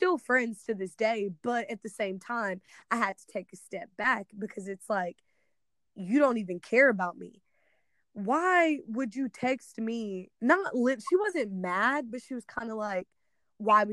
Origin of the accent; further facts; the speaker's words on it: Missouri, United States; moved away; I come from a predominantly black town